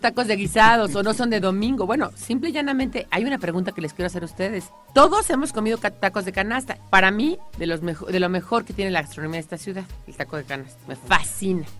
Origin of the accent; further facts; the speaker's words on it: Mexico City, Mexico; Nací en la Ciudad de México, de padres inmigrantes, pero yo nací en la Ciudad de México, me siento parte de ella